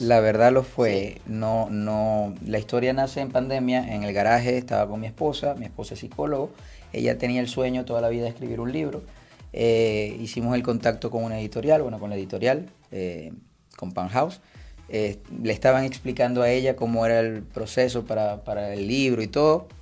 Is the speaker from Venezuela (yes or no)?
yes; Venezuela; also born or lived in Spain; yo soy traumatólogo venezolano